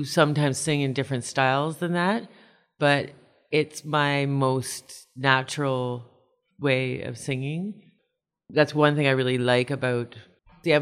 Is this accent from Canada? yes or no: yes; Kitchener, Ontario, Canada; now in Toronto, Canada; I come from Kitchener originally and grew up doing a lot of choral music